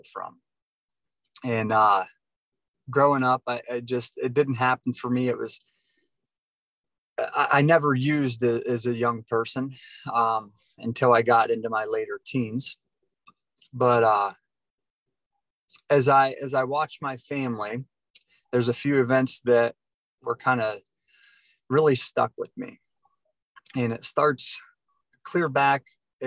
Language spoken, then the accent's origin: English; Yerkesville, Ohio, United States; now in Florida, United States; originally from a little town called Yerkesville, Ohio, just a small little town.